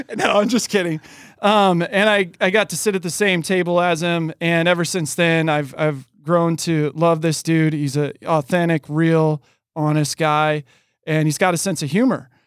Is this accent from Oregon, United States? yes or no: yes; Oregon, United States; moved away; also born or lived in California; being born and raised in Oregon